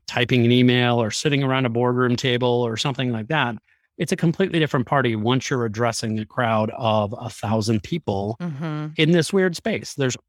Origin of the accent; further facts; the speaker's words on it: Chicago, Illinois, United States; now in Las Vegas, United States; I'm a production lighting designer for work, live in Las Vegas, Nevada. I am from Chicago originally.